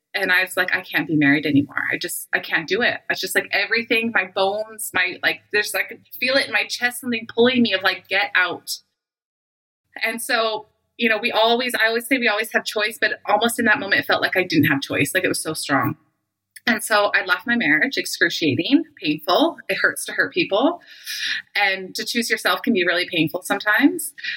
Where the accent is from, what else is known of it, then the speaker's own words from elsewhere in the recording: Canada; also born or lived in Calgary, Alberta; I live in Calgary, Alberta. I'm Canadian